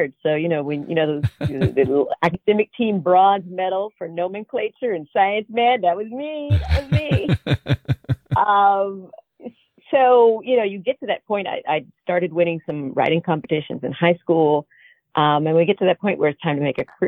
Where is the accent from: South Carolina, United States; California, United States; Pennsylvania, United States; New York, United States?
South Carolina, United States; Aiken; I grew up in a very, very small town called Aiken, South Carolina